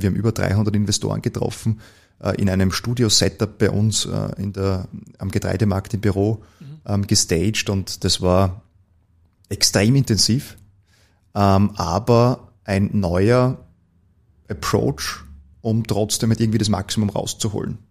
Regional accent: Gmunden, Upper Austria, Austria; moved away as an adult; now in Vienna, Austria; ich bin äh, eigentlich gebürtiger Oberösterreicher

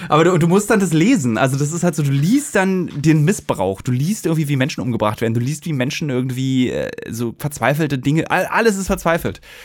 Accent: Berlin, Germany; also born or lived in Hamburg; musste ja auch nach Hamburg ziehen, was als Berliner ja ein bisschen schwerer ist

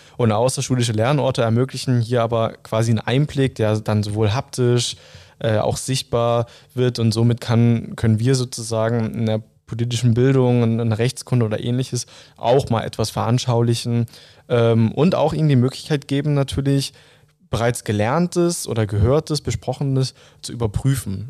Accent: Saxony, Germany; In meiner Jugend war ich im Kreisschülerrat und im Landesschülerrat Sachsen tätig

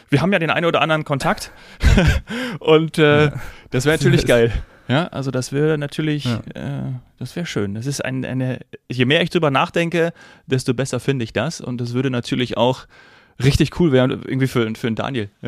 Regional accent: Munich, Bavaria, Germany; weil ich ja dann doch des Öfteren als Münchner in der Allianz Arena

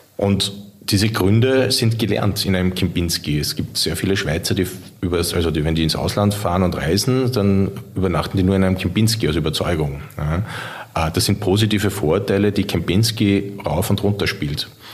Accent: Vienna, Austria; von der Stadt Wien, meiner Heimatstadt

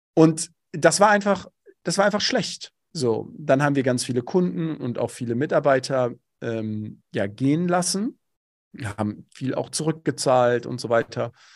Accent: Bochum, North Rhine-Westphalia, Germany; Ich komme aus dem Ruhrgebiet, bin Bochumer durch und durch

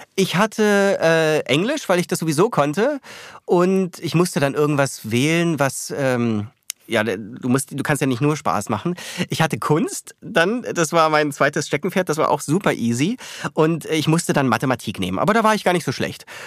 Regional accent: Bavaria, Germany; moved away as an adult; also born or lived in New York; now in Berlin, Germany; Dann ist meine Familie nach Bayern gezogen. Äh, und ja, da bin ich dann großenteils aufgewachsen

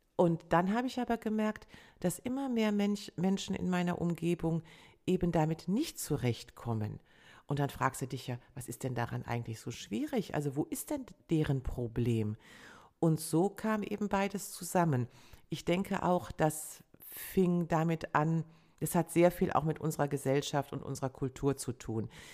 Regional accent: Rhineland, Germany; als Rheinländerin mit preußischem mit preußischer Disziplin

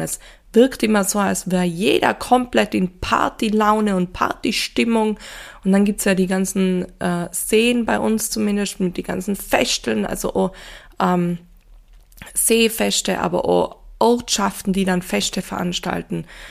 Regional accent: Tyrol, Austria; Ich komme ja doch aus Tirol, da gibt's ja doch viel Schnee

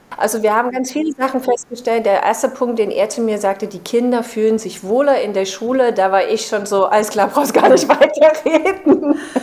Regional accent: Chemnitz, Saxony, Germany; moved away; also born or lived in Berlin; in meiner Heimatstadt Chemnitz

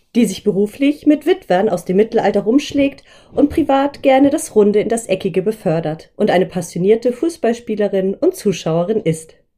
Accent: Schleswig-Holstein, Germany; hier bei uns in Schleswig-Holstein

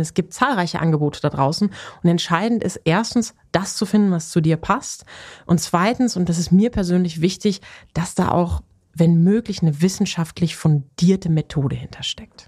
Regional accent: Ruhr area, North Rhine-Westphalia, Germany; Ich komme ja aus dem Ruhrgebiet gebürtig

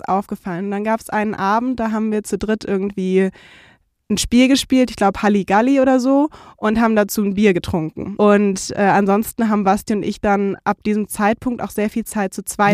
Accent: Frankfurt am Main, Hesse, Germany; moved away as an adult; ich komme so aus Frankfurt am Main mit der Skyline und bin da aufgewachsen

